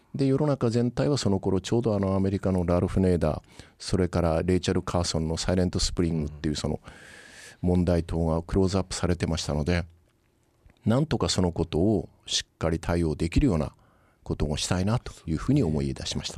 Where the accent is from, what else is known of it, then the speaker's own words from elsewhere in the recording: Yakushima, Kagoshima, Japan; moved away; also born or lived in Hayato, Kagoshima; 私あのたまたま出身が九州の屋久島なんですが